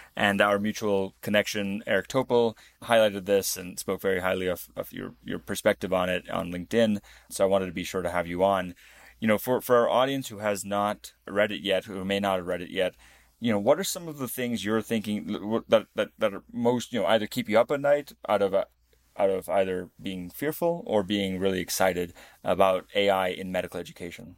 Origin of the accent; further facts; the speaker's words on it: Namibia; I was born in Namibia.